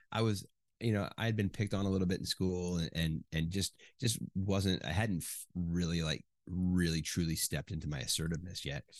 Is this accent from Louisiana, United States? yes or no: no; Chicago, Illinois, United States; moved away as an adult; also born or lived in Ohio / Indiana / Michigan; from fourth grade on, basically I grew up in the suburbs of Chicago.